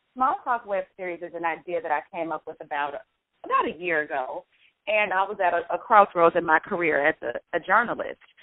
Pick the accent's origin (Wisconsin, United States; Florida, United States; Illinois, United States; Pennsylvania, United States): Illinois, United States; Chicago; I'm from Chicago